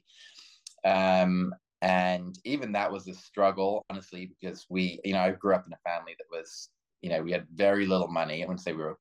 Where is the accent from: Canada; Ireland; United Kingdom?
United Kingdom; moved away as an adult; now in Florida Keys, United States; I am British bred and currently living in the Florida Keys